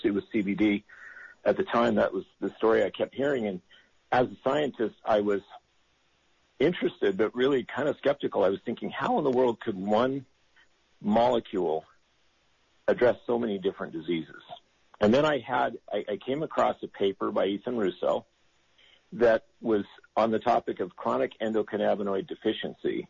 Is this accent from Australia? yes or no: no; Utah, United States; moved away; I grew up here in Utah